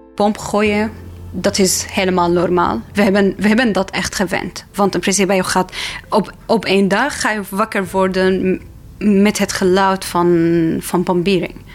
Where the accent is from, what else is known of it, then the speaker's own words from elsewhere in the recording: Damascus, Damascus Governorate, Syria; Dutch is a second language; moved away as an adult; now in Netherlands; Ik kom uit Syrië. Ik ben geboren in Damascus, de hoofdstad in Syrië met een leuke familie.